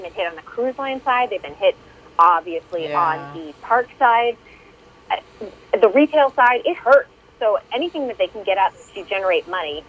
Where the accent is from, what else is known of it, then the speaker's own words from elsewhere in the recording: East Coast, United States; now in California, United States; I grew up on the East Coast